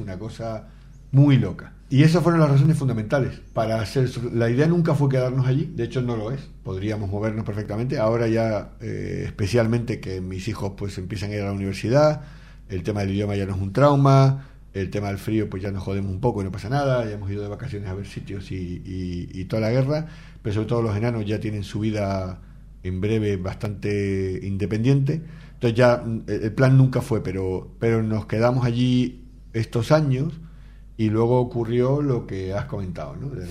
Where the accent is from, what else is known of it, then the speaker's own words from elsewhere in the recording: Canary Islands, Spain; moved away as an adult; now in Miami, United States; somos canarios